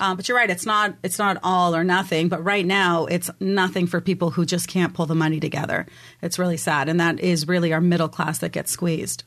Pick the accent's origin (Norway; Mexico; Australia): Mexico; also born or lived in Germany; now in San Diego, United States; I'm originally from Mexico